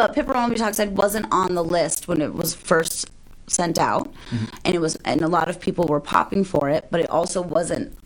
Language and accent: English; Las Vegas, Nevada, United States; I grew up in Vegas